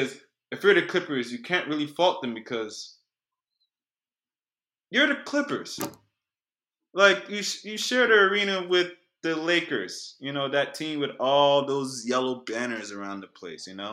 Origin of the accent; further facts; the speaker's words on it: Nigeria; now in Houston, United States; I'm Nigerian